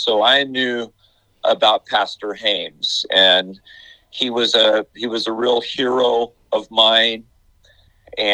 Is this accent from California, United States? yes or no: yes; Oxnard, California, United States; moved away as an adult; now in Bakersfield, United States; my wife and I are both from Oxnard